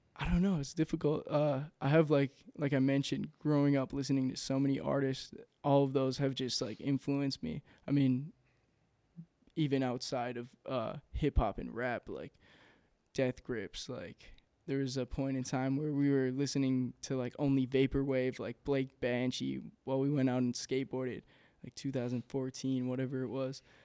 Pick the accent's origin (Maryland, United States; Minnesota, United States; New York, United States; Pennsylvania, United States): Minnesota, United States; Inver Grove Heights; also born or lived in Saint Paul, Minnesota; from Invergrove Heights, uh, Minnesota. Uh, grew up there my entire childhood